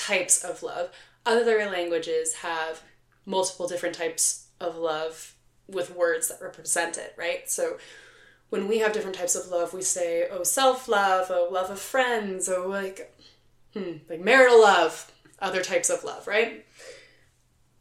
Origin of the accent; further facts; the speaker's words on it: Philadelphia, Pennsylvania, United States; my hometown, Philadelphia